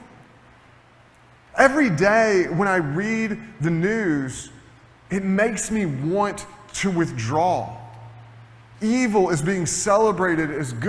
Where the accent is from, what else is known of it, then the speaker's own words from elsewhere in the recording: Tennessee, United States; moved away; I'm originally from Tennessee